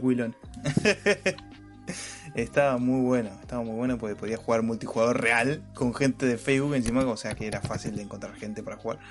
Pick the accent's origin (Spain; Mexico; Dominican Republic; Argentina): Argentina; soy argentino